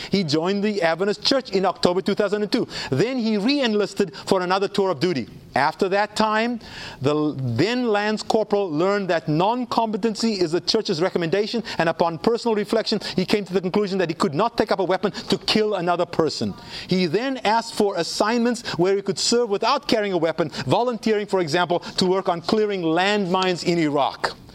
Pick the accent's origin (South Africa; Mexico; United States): South Africa; I grew up in South Africa.